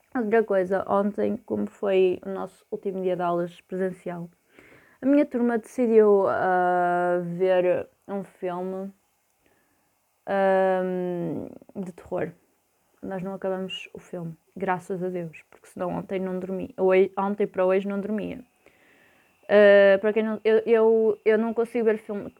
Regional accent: Porto, Norte, Portugal; eu sou do Porto

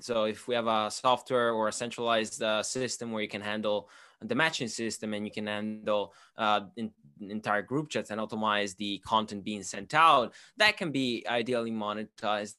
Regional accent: Italy; moved away as an adult; now in United Kingdom; I'm originally from, uh, Italy, but I'm half Swiss, half Italian.

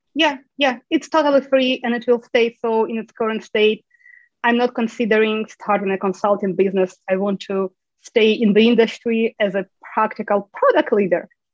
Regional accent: Ukraine; moved away as an adult; now in United States; I'm originally from Ukraine

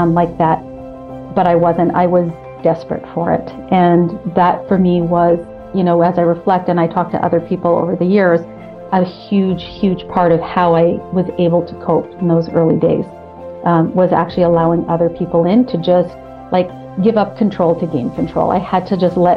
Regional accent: Ottawa, Ontario, Canada; moved away as an adult; now in Toronto, Canada; I'm originally from Ottawa

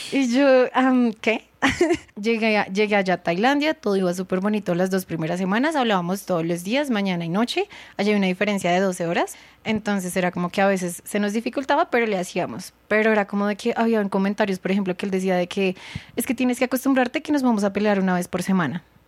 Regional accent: Colombia; moved away as an adult; now in Thailand; soy de Colombia

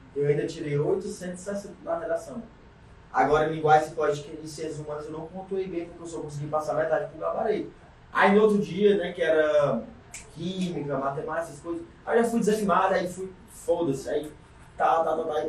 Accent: Caucaia, Ceará, Brazil; Vivi e nasci na Calcaia, tô até lá, até hoje

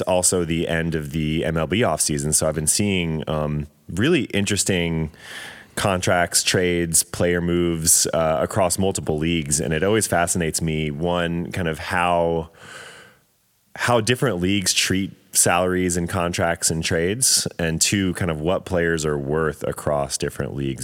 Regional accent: Atlanta, Georgia, United States; born and raised in Atlanta

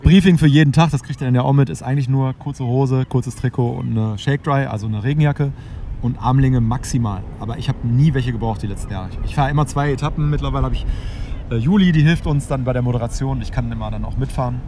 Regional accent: Hamburg, Germany; wir kommen ja aus Hamburg

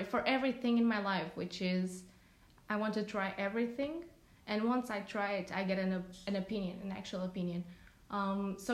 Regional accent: Portugal; I'm from Portugal.

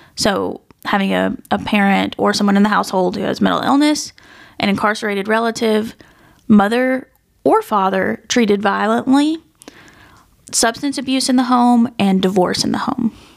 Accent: West Tennessee, United States; growing up in West Tennessee

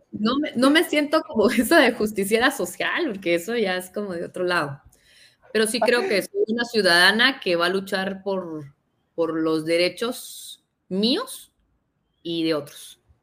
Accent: Guatemala; nosotros somos de Guatemala

